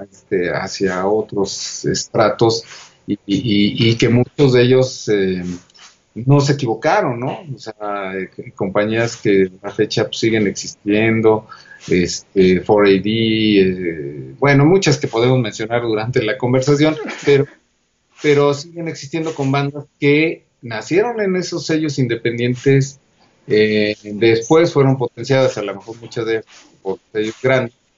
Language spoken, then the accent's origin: Spanish; Toluca, State of Mexico, Mexico; moved away as an adult; yo provengo de Toluca, este, hasta los dieciocho años estoy en Toluca, y de ahí llego a la, a la Ciudad de México